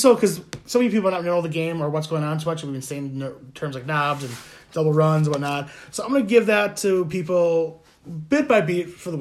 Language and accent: English; Wisconsin, United States; we're from Wisconsin